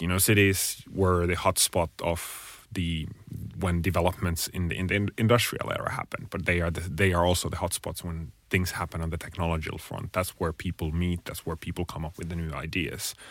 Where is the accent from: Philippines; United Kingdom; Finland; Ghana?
Finland; I'm originally from Finland